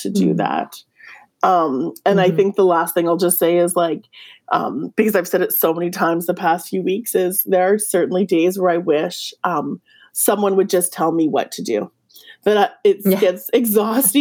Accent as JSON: {"language": "English", "region": "Yukon", "country": "Canada", "said": "I'm from the Yukon."}